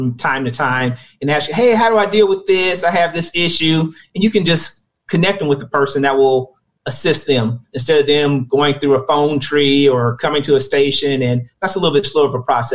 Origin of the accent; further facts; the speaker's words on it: Kansas City, Missouri, United States; I grew up in Kansas City in the urban core off of 47 to Cleveland Old area, Vineyard Gardens neighborhood